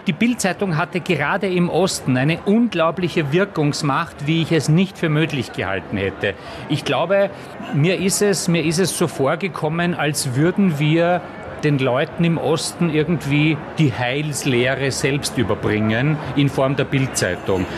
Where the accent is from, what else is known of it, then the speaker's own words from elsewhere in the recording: Austria; moved away; ich war ja kein West, ich war ja ein Ösi